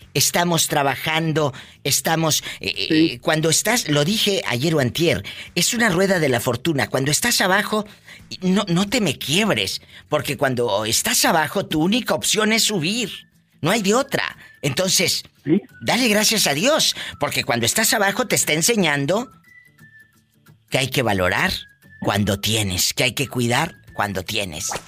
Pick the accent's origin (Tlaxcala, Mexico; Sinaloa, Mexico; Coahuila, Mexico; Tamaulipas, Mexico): Tamaulipas, Mexico; Matamoros; de mi estado es Tamaulipas, yo soy de Matamoros